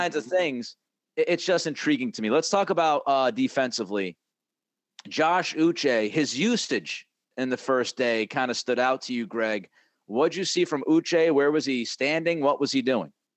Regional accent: New England, United States; I grew up in New England. I, I spent you know, the vast majority of my life, thirty-plus years in New England

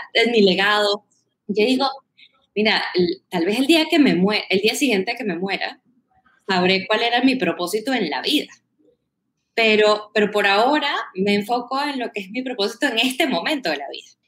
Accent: Caracas, Capital District, Venezuela; accent: Caribbean; moved away as an adult; now in Bogotá, Colombia; soy de Caracas

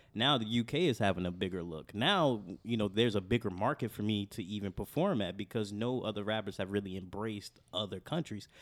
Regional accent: Chicago, Illinois, United States; growing up on Southside of Chicago

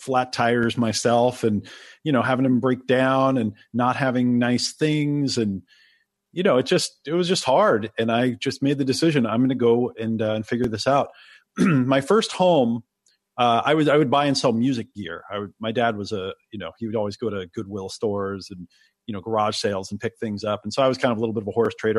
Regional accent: Oregon, United States; also born or lived in New York; I was born in New York and they didn't want me to grow up in the city, so they moved to Oregon

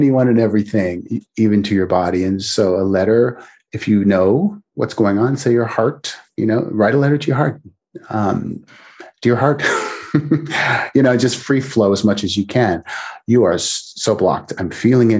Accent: Canada; now in United States; I'm originally Canadian, but I'm in the US.

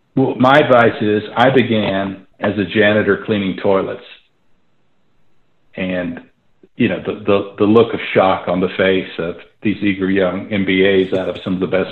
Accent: Atlanta, Georgia, United States; moved away as an adult; also born or lived in Nashville, Tennessee / Orlando, Florida; now in Santa Fe, United States; then we moved to Orlando, Florida during the cool 60s, during the space race, which is a fun place to be in Central Florida, and then we moved to Atlanta, I think, in sixth grade.

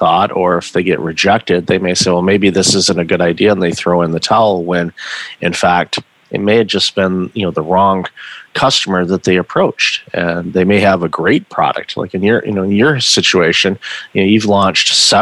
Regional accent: Midwest, United States; growing up in the Midwest myself

